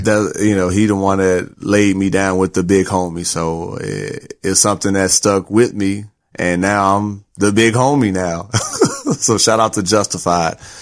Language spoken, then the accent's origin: English; Gary, Indiana, United States; moved away as an adult; also born or lived in Corpus Christi, Texas; now in Houston, United States; Born and raised in Gary, Indiana, where it's, uh, below zero right now